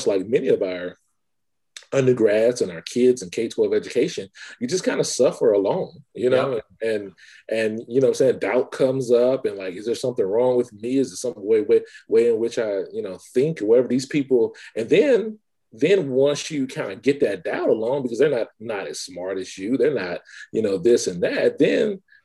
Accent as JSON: {"language": "English", "town": "Baker", "region": "Louisiana", "country": "United States", "said": "I'm from Baker, Louisiana, a small bedroom community north of Baton Rouge, Louisiana"}